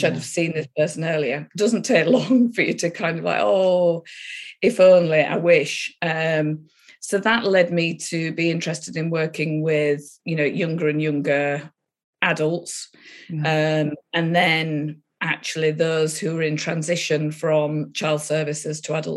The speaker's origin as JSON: {"language": "English", "region": "Yorkshire and the Humber", "country": "United Kingdom", "tie": "born or raised there", "said": "I grew up in Yorkshire, north of England."}